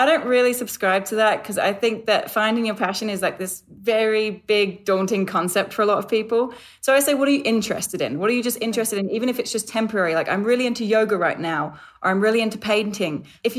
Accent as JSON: {"language": "English", "region": "London", "country": "United Kingdom", "said": "It's actually England. I'm a Londoner. I haven't lived at home in 13 years and I feel like it's probably changed with the travel."}